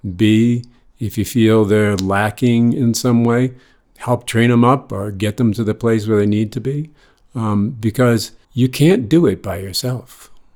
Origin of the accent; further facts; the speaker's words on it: Boston, Massachusetts, United States; moved away as an adult; also born or lived in New York City; I grew up in Boston, North Shore of Boston